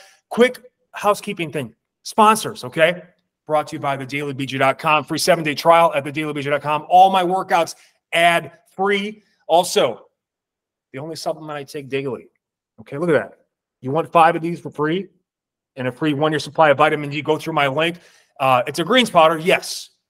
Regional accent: Milwaukee, Wisconsin, United States; now in California, United States; I'm from Milwaukee, Wisconsin

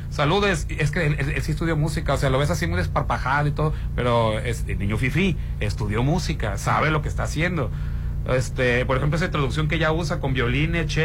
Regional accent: Mexico; Fuera de que somos mexicanos y que nos guste

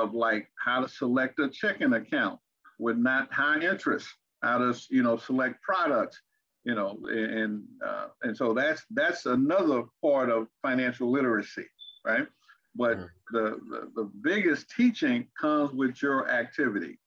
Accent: Arkansas, United States; moved away; also born or lived in Fort Wayne, Indiana / Texas; I grew up in Arkansas and in Indiana, Fort Wayne, Indiana.

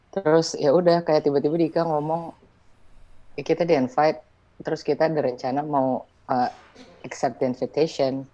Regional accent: Indonesia; kita tuh kayak pendatang baru dari Indonesia

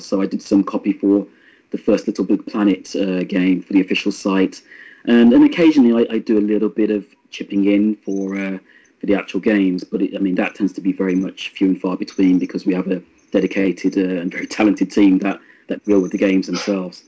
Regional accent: Birmingham, West Midlands, United Kingdom; Birmingham, which is my hometown.

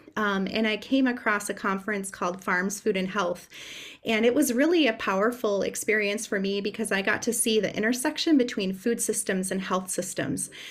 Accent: Upper Michigan, United States; I'm originally from Upper Michigan

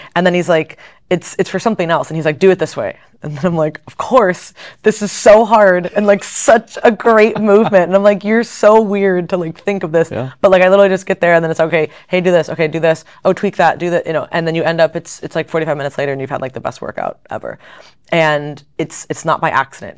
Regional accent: Fort Lauderdale, Florida, United States; I grew up outside of Fort Lauderdale area, so down in South Florida

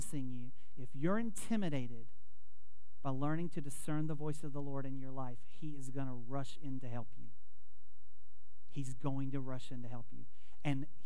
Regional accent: Wilmington, United States; also born or lived in Tampa, Florida; I grew up in Wilmington.

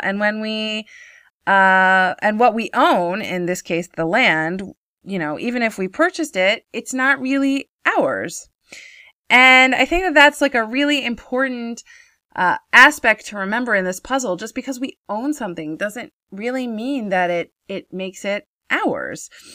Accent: United States; moved away as an adult; now in Israel; growing up in America

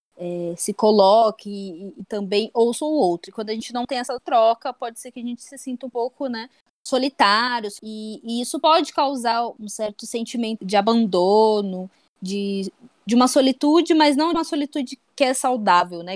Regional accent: Brazil; enquanto brasileiros

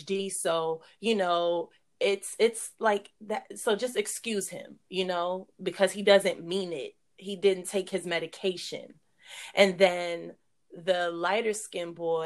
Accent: New York City, New York, United States; we grew up in New York, Brooklyn to be exact

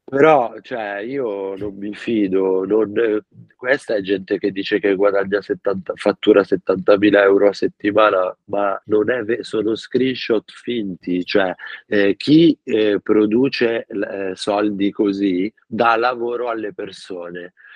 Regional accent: Milan, Lombardy, Italy; moved away as an adult; also born or lived in Rome; Io son di Milano, ho vissuto quattordici anni a Roma, ora sono ritornato a Milano

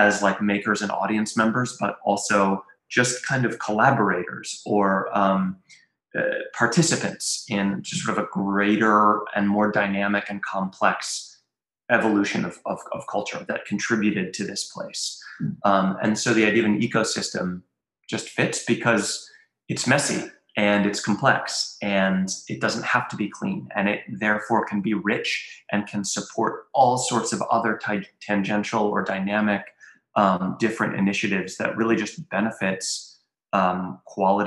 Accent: Western Orange County, North Carolina, United States; moved away as an adult; also born or lived in Durham, North Carolina / upstate New York / Europe / Berlin, Germany; I was born in Durham. And I grew up like in Western Orange County, and was here, until I was 18

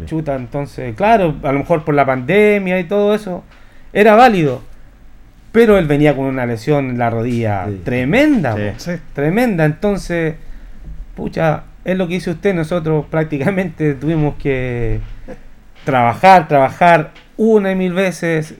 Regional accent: Linares, Maule, Chile; uno como linarense

